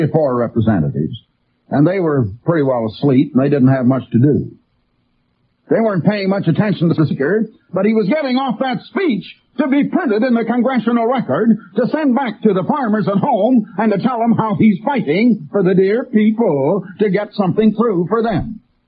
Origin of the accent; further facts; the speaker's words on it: United States; I am as red-blooded an American as anybody I know. I was not only born here, but my parents were born here, and my 4 grandparents were born here, and my 8 great-grandparents were born here